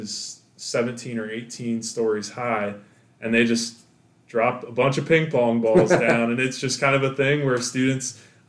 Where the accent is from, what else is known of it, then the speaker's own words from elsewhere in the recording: Virginia, United States; also born or lived in Kentucky; I was born in Northern Kentucky, but then when I was 7, we moved to the Northern Virginia, Washington